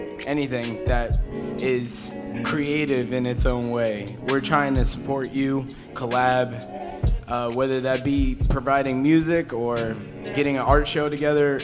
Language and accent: English; Suffolk County, Long Island, New York, United States; Long Island, Suffolk County